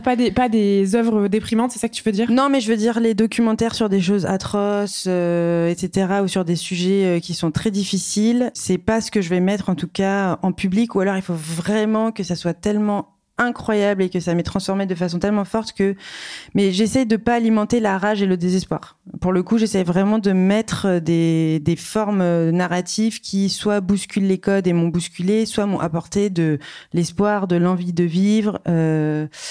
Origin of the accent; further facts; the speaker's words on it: Reims, Grand Est, France; je suis née euh, à Reims